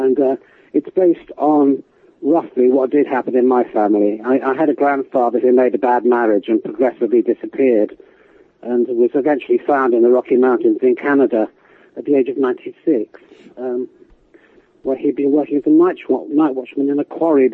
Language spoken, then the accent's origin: English; English countryside, England, United Kingdom; I grew up in the English countryside.